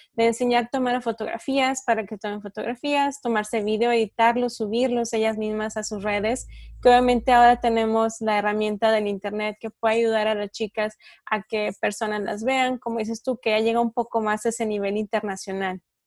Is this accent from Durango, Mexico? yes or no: yes; Durango, Mexico; aquí en Durango, bueno, yo soy de Durango del norte de México